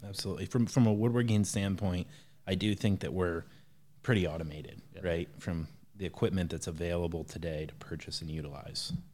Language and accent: English; Defiance, Ohio, United States; now in Harlan, Indiana, United States; I grew up in a little town called Defiance, Ohio